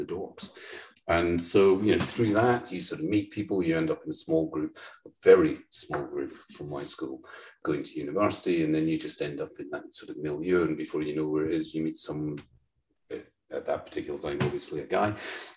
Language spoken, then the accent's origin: English; Cumbernauld, Scotland, United Kingdom; I grew up in Cumbernauld, literally the second shittiest town in the whole of the UK